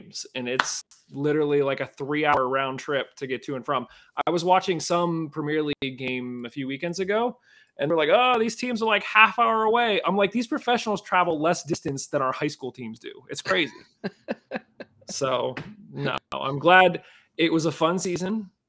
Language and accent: English; Penn Hills, Pennsylvania, United States; growing up, we grew up in Penn Hills.